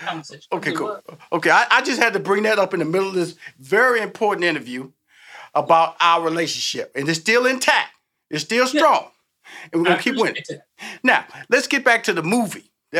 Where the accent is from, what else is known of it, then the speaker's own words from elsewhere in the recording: Houston, Texas, United States; I come from Fifth Ward, Texas. I grew up with nothing but black people.